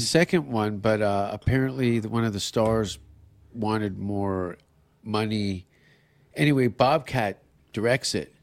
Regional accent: Canada; as a Canadian

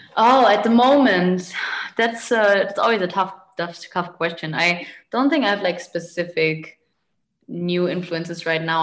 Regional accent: Munich, Bavaria, Germany; moved away as an adult; also born or lived in Arnhem; now in Berlin, Germany; originally, I grew up in Munich

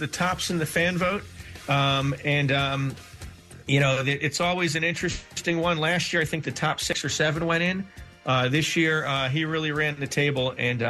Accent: Delaware Valley, United States; moved away; as a born and raised in the Delaware Valley

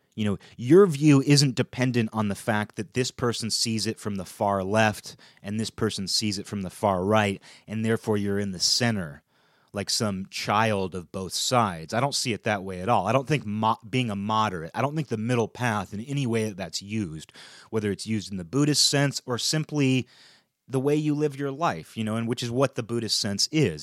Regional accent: United States; as an American, as a European American

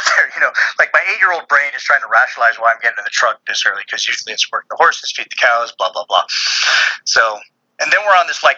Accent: Central Valley, California, United States; now in Texas, United States; where I grew up in California was in the Central Valley

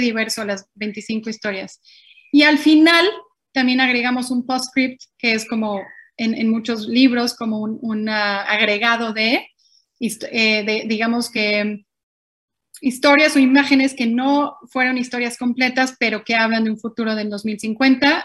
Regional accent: Mexico; moved away; yo siendo mexicana

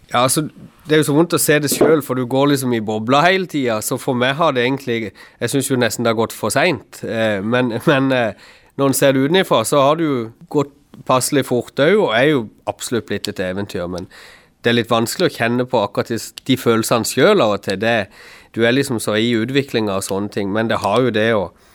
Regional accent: Kristiansand, Agder, Norway; er jeg fra Flekkerøy sjøl

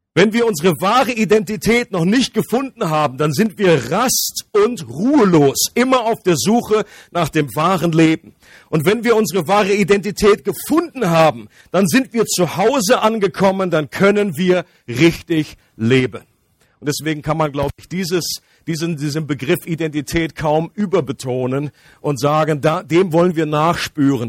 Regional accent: Germany; ich komme aus dem nördlichen Kanton. Das ist meine Nationalität. Ähm, für alle Ausländer, das ist, heißt Deutschland.

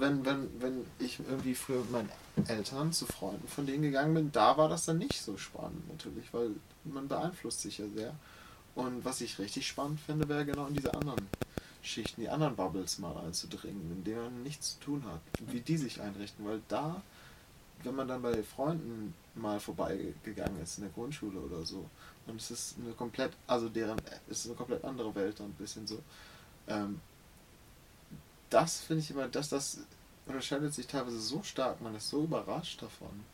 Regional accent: Hamburg, Germany; für mich ist der Hamburger Osten meine Heimat

